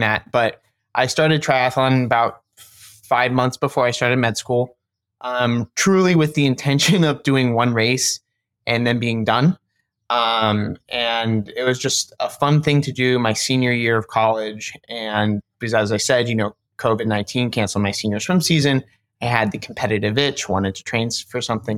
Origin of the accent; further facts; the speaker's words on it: Cincinnati, Ohio, United States; now in Columbus, United States; I grew up in Cincinnati